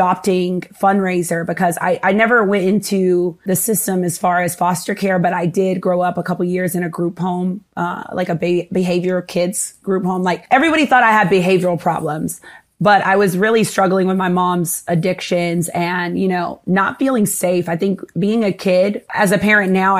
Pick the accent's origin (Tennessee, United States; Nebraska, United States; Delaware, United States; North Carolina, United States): North Carolina, United States; moved away as an adult; also born or lived in Asheville, North Carolina / Washington, D.C.; now in Miami, United States; I grew up kind of like dealing with a little bit of racism living in North Carolina